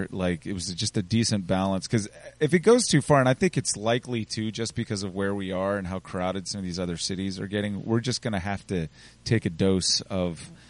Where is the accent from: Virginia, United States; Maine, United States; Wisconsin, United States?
Virginia, United States; Richmond; also born or lived in Minnesota; I grew up in Churchill. I could walk down here.